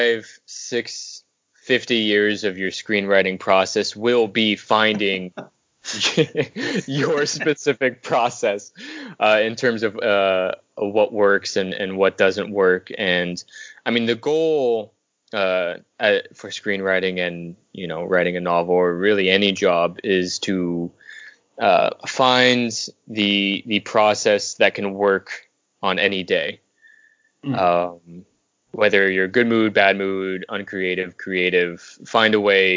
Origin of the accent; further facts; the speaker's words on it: Southern California, United States; now in Los Angeles, United States; I'm from Southern California. I was born about an hour outside LA.